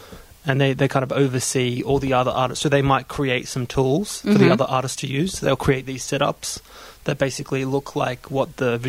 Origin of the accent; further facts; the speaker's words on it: Melbourne, Victoria, Australia; accent: Australian; I'm from Melbourne.